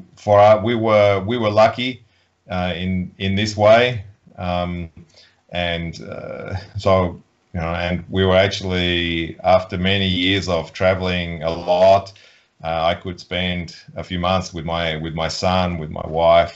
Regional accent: Australia; now in Poland; I grew up in Australia with a hot Christmas in summer

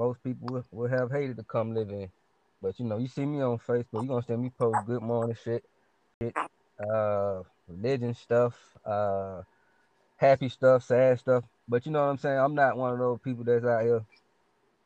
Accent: Atlanta, Georgia, United States; also born or lived in Bay Area, California; I was born and raised in Atlanta, Georgia

